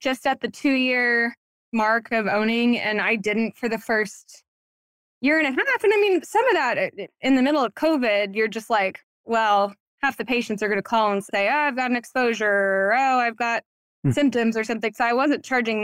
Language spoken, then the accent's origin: English; Waco, Texas, United States; also born or lived in Dallas, Texas; moved back home, my hometown in Waco